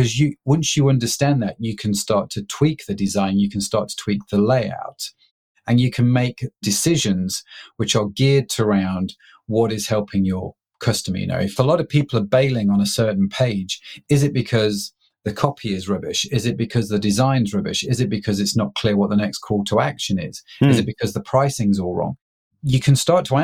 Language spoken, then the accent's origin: English; United Kingdom; I'm a British middle-class guy